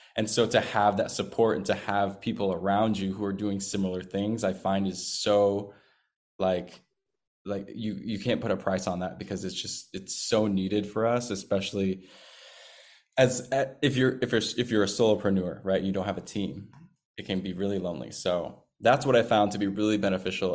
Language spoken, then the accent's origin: English; Seattle, Washington, United States; moved away; my hometown of Seattle, Washington